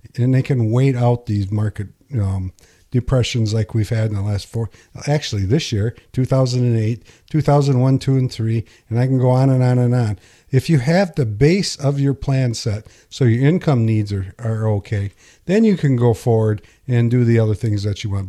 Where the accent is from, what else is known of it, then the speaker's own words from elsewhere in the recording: Pinconning, Michigan, United States; I grew up in Pinkani, there's a bowling alley here called White's